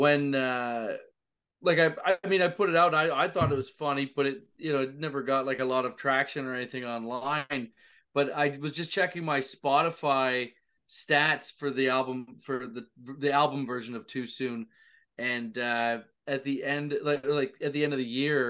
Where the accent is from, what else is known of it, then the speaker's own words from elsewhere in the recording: north of Toronto, Ontario, Canada; I was born in Toronto, but I grew up north of Toronto, so 2 hours north